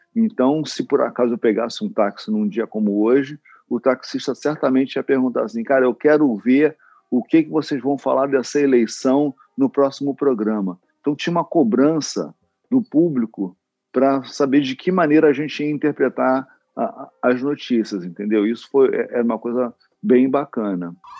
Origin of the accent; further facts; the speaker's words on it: Rio de Janeiro, Brazil; eu nasci e fui criado na Vila da Penha, no, aqui no subúrbio do Rio de Janeiro